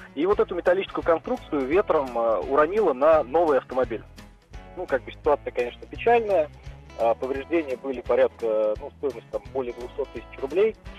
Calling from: Saransk, Mordovia, Russia; Я звоню из Республики Мордовия, город Саранск

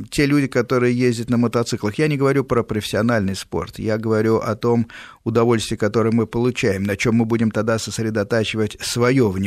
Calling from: Lyubertsy, Moscow Oblast, Russia; А, я живу в Люберцах, Подмосковье.

